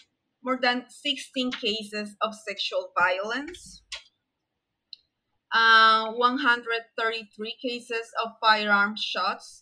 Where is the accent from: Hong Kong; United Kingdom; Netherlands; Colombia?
Colombia; I'm from Colombia